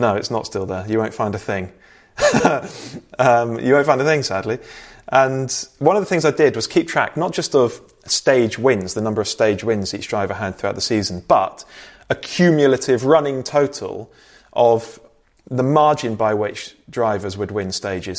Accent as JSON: {"language": "English", "town": "Bristol", "region": "South West England", "country": "United Kingdom", "said": "I'm from Bristol."}